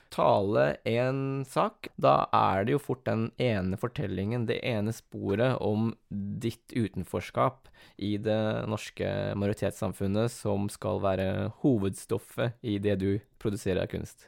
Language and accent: Norwegian; Askim, Østfold, Norway; also born or lived in South Korea; jeg er oppvokst i Askim, eller kommer fra Askim